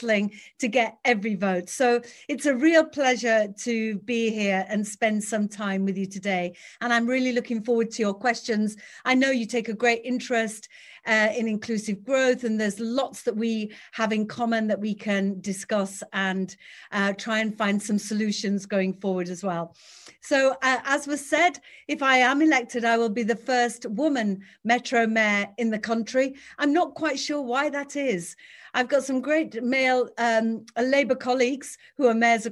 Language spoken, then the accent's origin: English; Batley, Yorkshire and the Humber, United Kingdom; I was born and raised in West Yorkshire. I grew up on free school meals in a council flat on a council estate in Batley